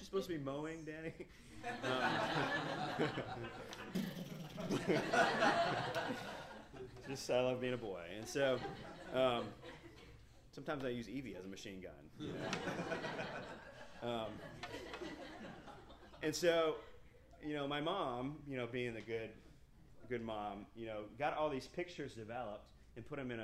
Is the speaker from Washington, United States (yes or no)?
no; Fountain Inn, South Carolina, United States; I was from Fountain Inn, South Carolina